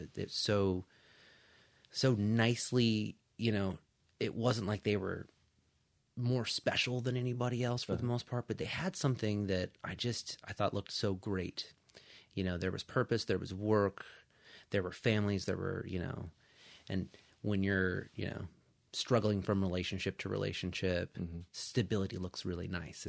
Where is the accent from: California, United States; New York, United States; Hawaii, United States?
California, United States; Paso Robles; also born or lived in Las Vegas; So I was born in Las Vegas, where I came from, but we left when I was six and moved to a couple places in California, but eventually settled in the Central Coast in a small town called Paso Robles.